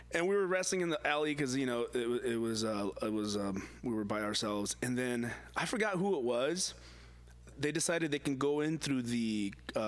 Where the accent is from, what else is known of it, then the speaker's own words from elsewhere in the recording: Fremont, California, United States; I'm from the Newark, Fremont area